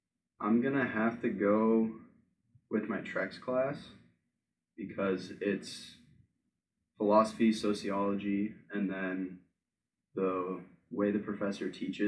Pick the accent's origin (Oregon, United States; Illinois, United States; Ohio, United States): Illinois, United States; Gurnee; Gurnee, Illinois.